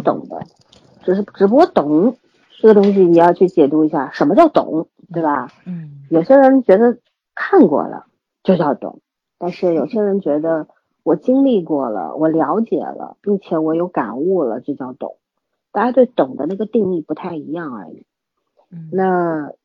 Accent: China; 我们中国人

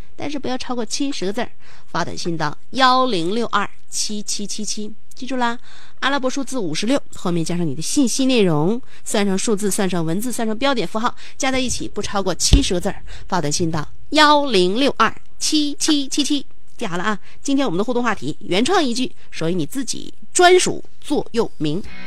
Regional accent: Shenyang, Liaoning, China; accent: Shenyang dialect; 用我们沈阳话就是得劲儿的意思

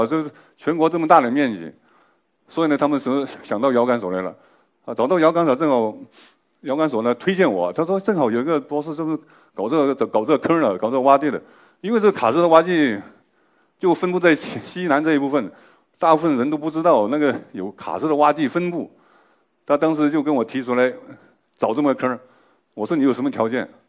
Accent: Guizhou, China; 我作为一个贵州人，我也是研究这个的，

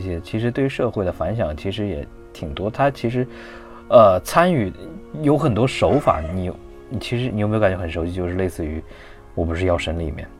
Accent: Hunan, China; moved away; 因为我们湖南那边的话特别严，包， 像高中啊、初中， 初中松一点儿，高中我们那边是封闭式教育

